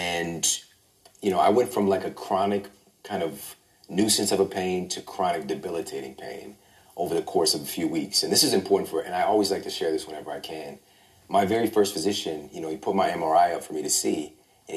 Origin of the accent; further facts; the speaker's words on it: Midwest, United States; I'm from the Midwest.